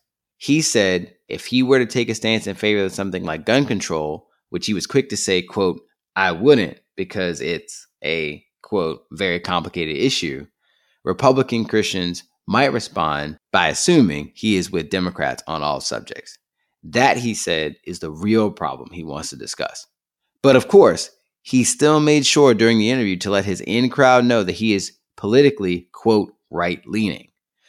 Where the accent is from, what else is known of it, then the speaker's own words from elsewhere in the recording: Virginia, United States; I grew up in Southern Virginia, Falwell's backyard